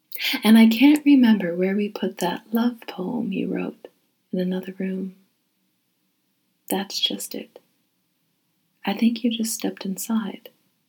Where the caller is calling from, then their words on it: Haverhill, Massachusetts, United States; I'm reading from Haverhill, Massachusetts.